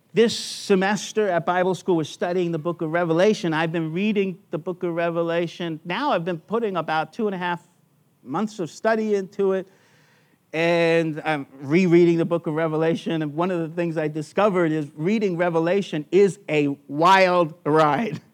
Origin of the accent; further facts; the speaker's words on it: United States; now in Australia; I'm an American who became an Australian citizen by choice.